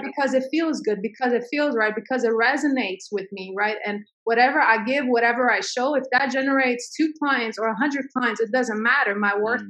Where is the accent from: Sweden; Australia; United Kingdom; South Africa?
Sweden; now in United States; my parents had to escape a civil war i grew up in mm. sweden